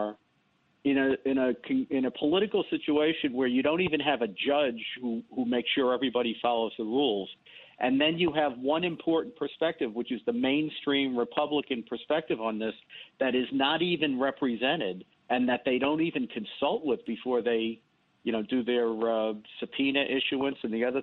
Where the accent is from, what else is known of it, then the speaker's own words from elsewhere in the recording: New York City, New York, United States; I grew up in the South Bronx, in the Bronx, and went to school in the South Bronx in the 60s and 70s.